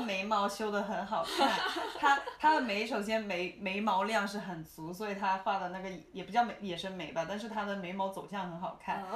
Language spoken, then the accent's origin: Chinese; China; moved away; also born or lived in Shenzhen / Hong Kong / United States; 我自己是大陆出生，深圳念过一段书，香港也念过书，然后工作过一小段时间